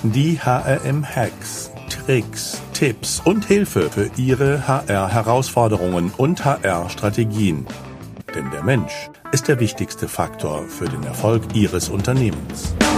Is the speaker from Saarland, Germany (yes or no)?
yes; Saarland, Germany; als Saarländer